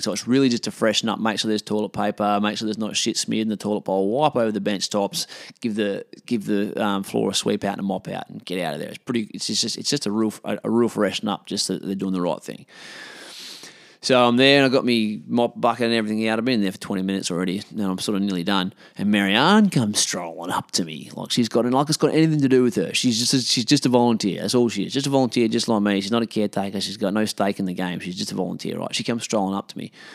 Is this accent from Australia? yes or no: yes; Australia; I'm an Australian bloke